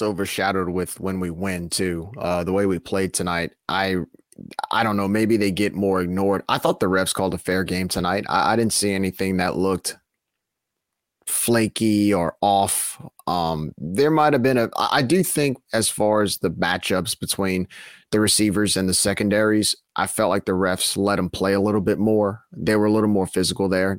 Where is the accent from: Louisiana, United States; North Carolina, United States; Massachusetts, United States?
Louisiana, United States; New Orleans; I'm from New Orleans